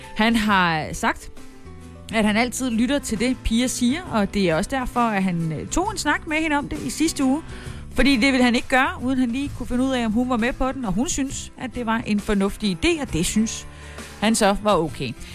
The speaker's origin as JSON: {"language": "Danish", "town": "Haderslev", "region": "Southern Denmark", "country": "Denmark", "tie": "born or raised there", "moved": "yes", "said": "Haderslev, min gamle hjemby."}